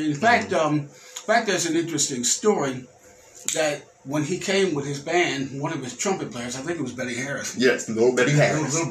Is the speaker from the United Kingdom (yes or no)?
no; Jamaica; and I come from Jamaica